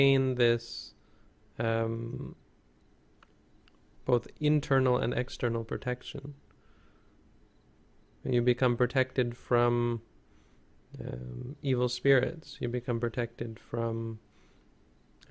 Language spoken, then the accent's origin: English; Canada; As Canadians